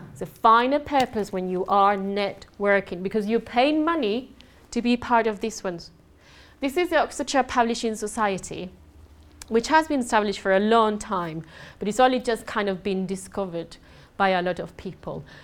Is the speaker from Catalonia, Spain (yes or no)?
no; Andalusia, Spain; English is a second language; moved away; I'm um, Spanish. I do have an accent